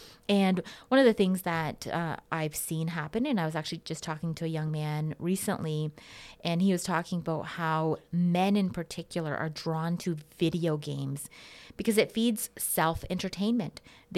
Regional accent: Portland, Oregon, United States; When I was growing up in Portland, Oregon, we called that the American dream.

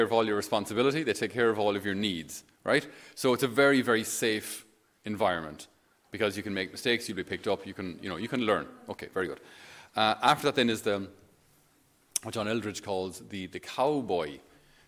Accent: Ireland; for us as Irish

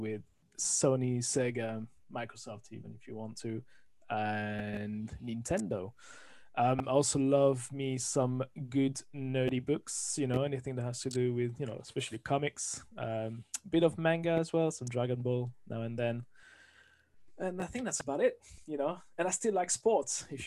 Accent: France; accent: French; English is a second language; moved away as an adult; now in London, United Kingdom; I'm originally from France, as you can hear from the accent. Moved to the UK, to London 20 years ago

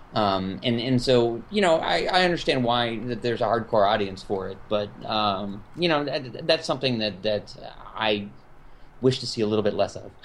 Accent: California, United States; now in Chicago, United States; I grew up in California

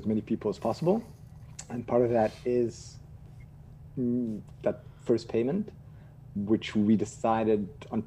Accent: Israel; also born or lived in South Africa / Chicago / Cincinnati / New York; I was just born in South Africa, but I grew up in Israel

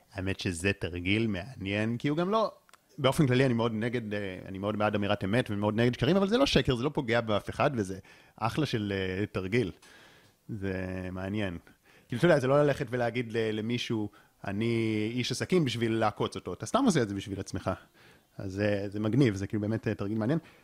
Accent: Israel; אני גם באופן אישי גדלתי בקיבוץ

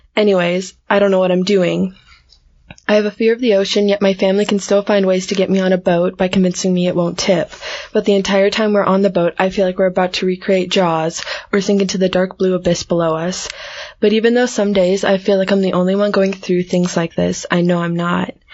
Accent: United States; accent: American; my American accent

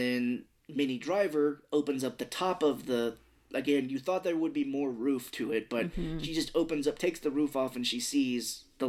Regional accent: Missouri, United States; We're hicks from Missouri.

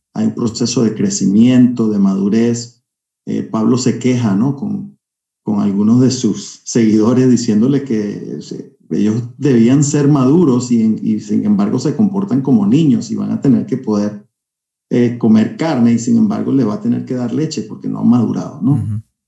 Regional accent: Caracas, Capital District, Venezuela; now in California, United States; Yo soy caraqueño, nacido en Caracas

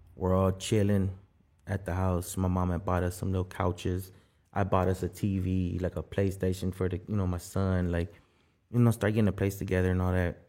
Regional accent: South Gate, California, United States; also born or lived in Guatemala / Skid Row, Los Angeles; Nah, we didn't live in Southgate. We're from Southgate

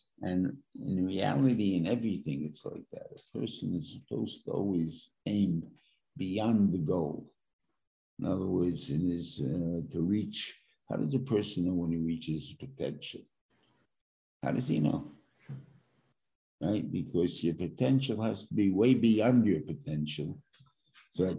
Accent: New York, United States; I'm a New Yorker

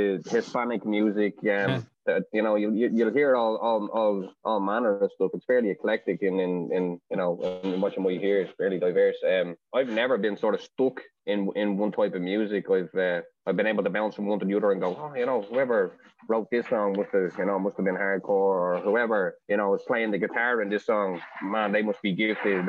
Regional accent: Ireland; moved away as an adult; now in California, United States; being Irish

